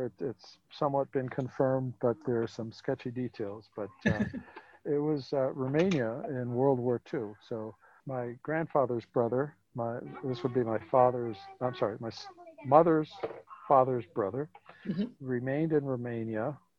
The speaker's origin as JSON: {"language": "English", "town": "Arecibo", "country": "Puerto Rico", "tie": "born or raised there", "also_born_or_lived": "San Juan, Puerto Rico", "moved": "yes", "lives_now": "Kennebunkport, United States", "said": "So I grew up on the island of Puerto Rico, first in the city called Arecibo. And that's about 50 miles west of San Juan, lived there for about 10 years, and then moved to San Juan, lived there for about 5 years."}